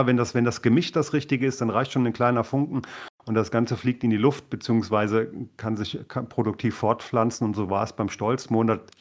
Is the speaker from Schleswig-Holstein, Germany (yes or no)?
no; Thuringia, Germany; wir als Thüringer haben ja immer diesen Mut schon bewiesen für die Gesamtpartei